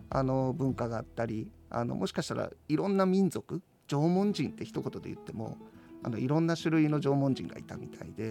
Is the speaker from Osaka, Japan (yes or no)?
yes; Osaka, Japan; moved away; also born or lived in Hakodate, Hokkaido; 自分は大阪出身ですけど